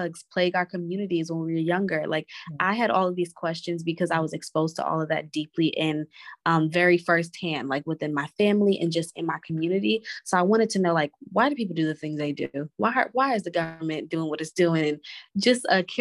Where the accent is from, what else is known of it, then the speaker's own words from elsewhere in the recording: New York City, New York, United States; also born or lived in Inglewood, California / South Carolina / Maryland; I was born in Inglewood, California. And I moved to New York when I was about 6 years old. So I lived in Brooklyn. And then after that, I have moved to just about every borough in New York City.